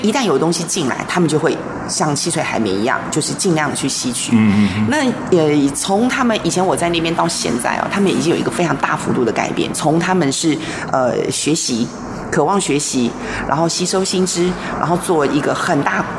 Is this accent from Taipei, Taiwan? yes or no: yes; Taipei, Taiwan; moved away as an adult; also born or lived in Nankan / Linkou / Shanghai; now in Pingzhen, Taiwan; 我是台北人，嗯，其实我嗯，嗯。出生在台北，长大，念书也在台北，嗯哼。可是后来呢，我就，呃，到了很多地方，比如说先去， 然后去南坎，然后到了林口，现在是在中立平镇